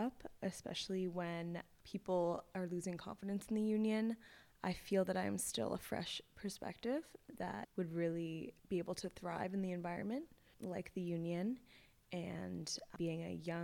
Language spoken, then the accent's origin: English; Toronto, Ontario, Canada; moved away as an adult; now in Halifax, Canada; I'm from Toronto, Ontario, and I lived near Scarborough and then went to private school